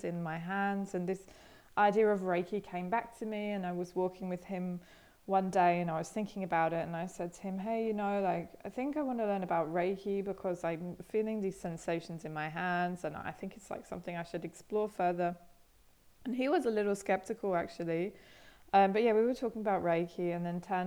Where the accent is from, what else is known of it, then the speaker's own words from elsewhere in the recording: England, United Kingdom; moved away as an adult; also born or lived in Australia; now in Berlin, Germany; I grew up in England, originally from England, but I haven't lived there for 9 years.